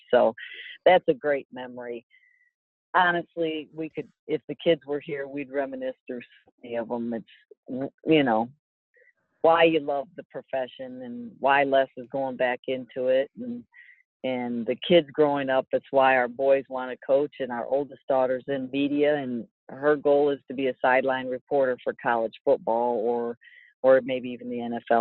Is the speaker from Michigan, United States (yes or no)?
yes; Michigan, United States; moved away; growing up in Michigan